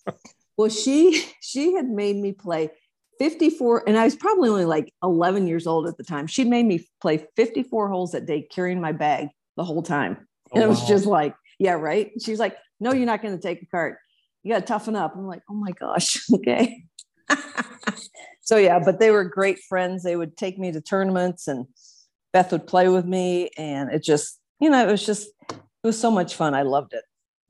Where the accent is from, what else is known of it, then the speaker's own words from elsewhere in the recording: Sibley, Iowa, United States; My dad was a physician there in Northwest Iowa in Sibley.